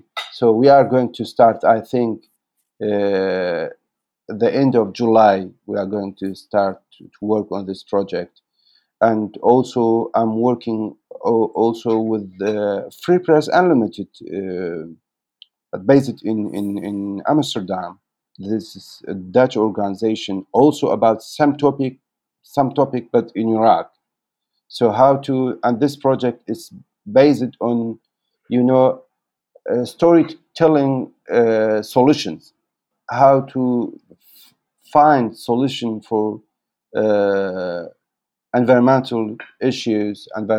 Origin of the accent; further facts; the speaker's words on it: Canada; English is a second language; So maybe I can say I am lucky because I am Canadian.